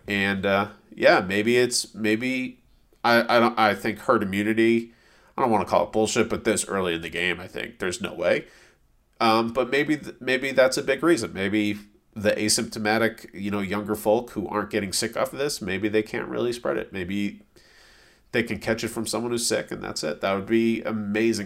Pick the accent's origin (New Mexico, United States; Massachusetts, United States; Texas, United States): Massachusetts, United States; a suburb outside of Boston; moved away; growing up in a suburb outside of Boston